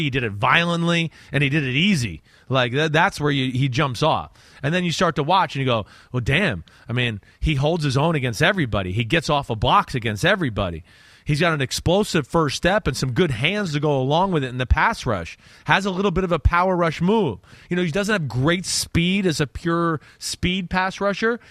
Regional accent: New Jersey, United States; growing up in New Jersey

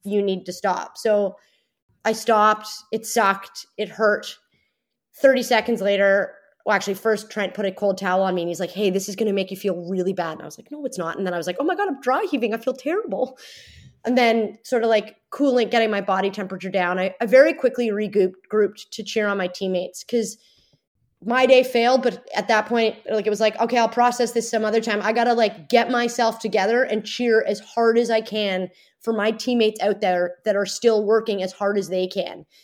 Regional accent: Toronto, Ontario, Canada; my hometown.

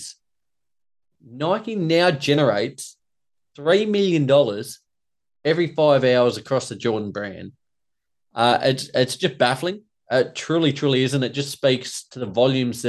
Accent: Australia; myself, as an Aussie

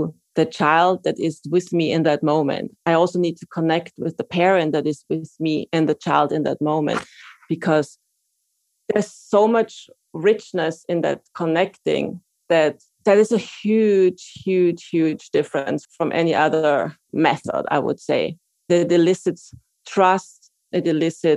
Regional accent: Austria; moved away as an adult; now in New York, United States; I am from Austria originally, and I trained to be an occupational therapist there and moved to New York in 99.

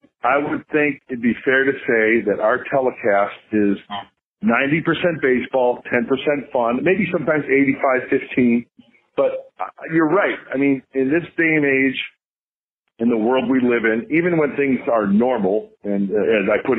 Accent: Chicago, Illinois, United States; moved away; I grew up in the Chicagoland area

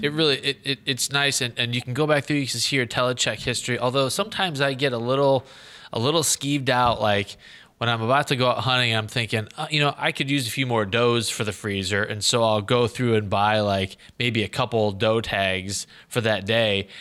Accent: Illinois, United States; Illinois, my home state

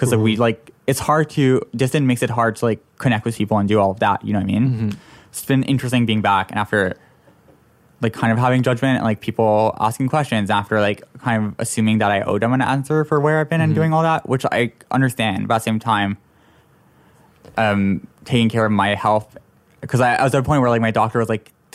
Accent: Toronto, Ontario, Canada; moved away; I'm originally from Toronto

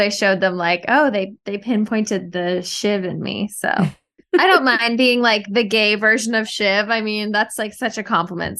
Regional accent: Canada; now in New York, United States; I'm Canadian. I was back in Canada for the first part of the pandemic, and then I came back to New York

